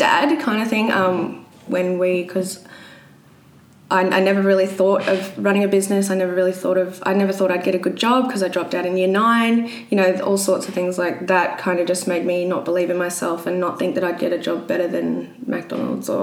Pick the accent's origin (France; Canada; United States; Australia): Australia; Brisbane, Queensland; I'm from Brisbane